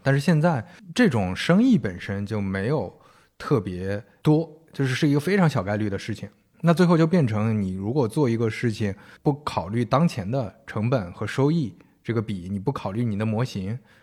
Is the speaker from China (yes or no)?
yes; northern China, China; 我们都是北方人